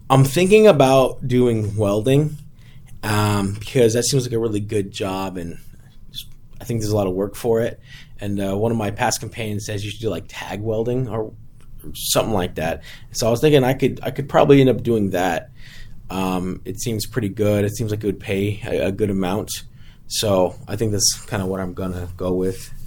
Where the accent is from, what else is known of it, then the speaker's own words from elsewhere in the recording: Hitchcock, Texas, United States; also born or lived in San Antonio, Texas; I live in Hitchcock, Texas.